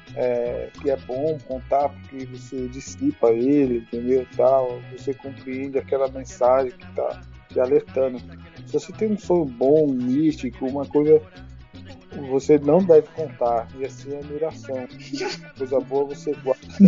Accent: São Paulo, Brazil; moved away as an adult; now in Acre, Brazil; eu nasci aí em São Paulo, na Zona Sul, periferia, ali para lá de Santo Amaro

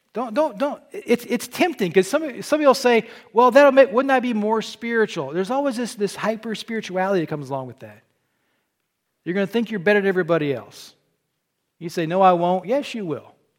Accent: Southern Illinois, United States; moved away as an adult; also born or lived in the South (US) / Arkansas; now in Michigan, United States; I was born in Illinois

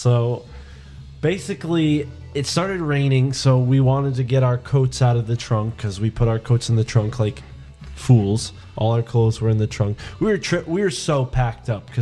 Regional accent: New England, United States; we're from New England

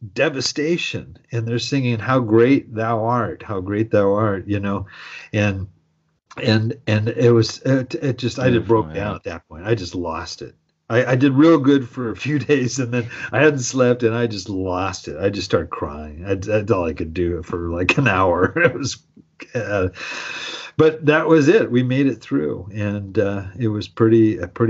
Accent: Southern California, United States; I grew up in Southern California, I'm used to earthquakes, I've had them all my life here

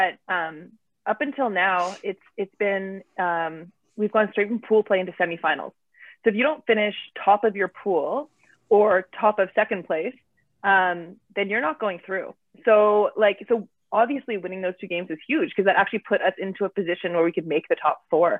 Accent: Ottawa, Ontario, Canada; moved away as an adult; now in Victoria, Canada; I was born and raised in Ottawa

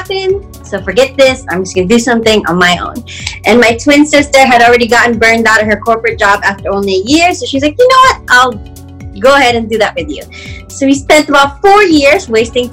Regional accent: Philippines; now in Washington, D.C., United States; I'm originally from the Philippines

